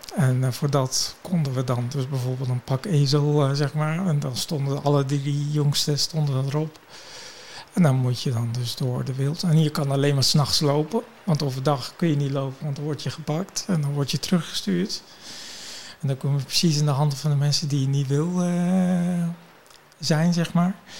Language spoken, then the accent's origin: Dutch; Kurdistan Region, Iraq; now in Netherlands; ik ben natuurlijk geboren in Irak, in het noorden van Irak, Koerdistan. Ik ben Koerdisch.